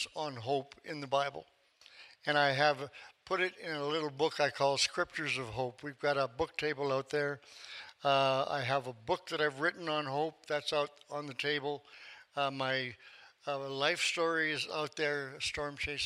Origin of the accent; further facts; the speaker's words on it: Tulsa, Oklahoma, United States; I come from Tulsa